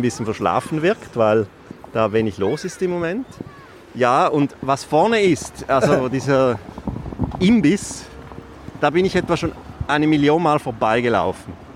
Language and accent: German; Mulegns, Graubünden, Switzerland; Aufgewachsen im Posthotel Löwen in Mulenz